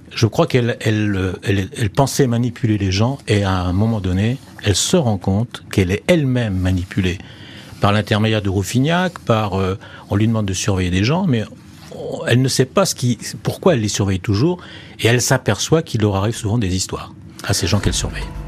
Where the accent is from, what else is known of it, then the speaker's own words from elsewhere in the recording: Perpignan, Occitania, France; also born or lived in Maisons-Alfort; à Perpignan, dont je viens des Pyrénées-Orientales, où j'habite en ce moment